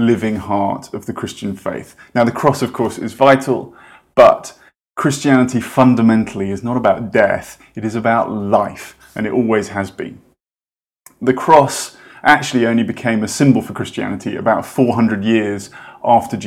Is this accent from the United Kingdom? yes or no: yes; United Kingdom; I'm British